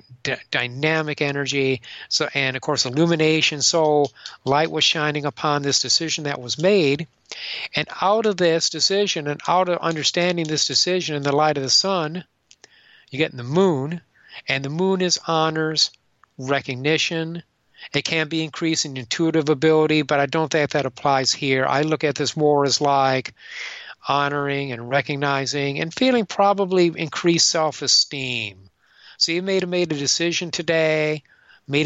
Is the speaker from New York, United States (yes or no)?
no; Michigan, United States; I'm from Michigan